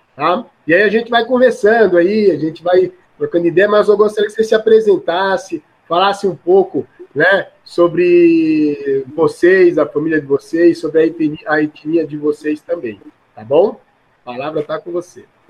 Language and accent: Portuguese; Alagoas, Brazil; eu também sou de Alagoas